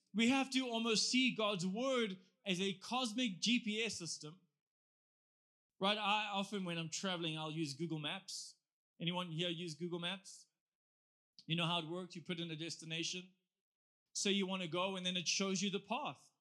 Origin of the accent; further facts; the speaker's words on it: South Africa; I'm actually just from South Africa with a church